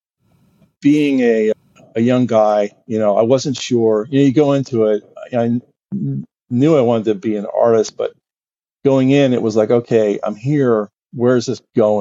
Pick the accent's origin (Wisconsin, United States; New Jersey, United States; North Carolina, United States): New Jersey, United States; I grew up in New Jersey